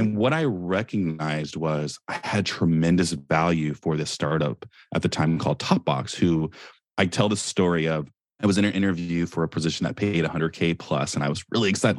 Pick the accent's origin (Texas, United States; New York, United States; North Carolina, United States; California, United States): California, United States; Silicon Valley; I'm from Silicon Valley.